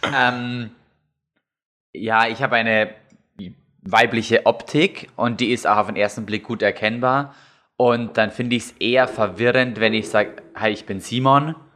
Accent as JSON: {"language": "German", "region": "Lower Bavaria", "country": "Germany", "tie": "born or raised there", "moved": "yes", "lives_now": "Munich, Germany", "said": "in dem Ort, wo ich aufgewachsen bin, da äh, kennen mich die Leute"}